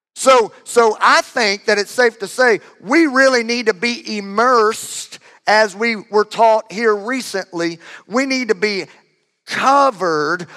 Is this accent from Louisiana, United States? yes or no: yes; Louisiana, United States; I am from Louisiana.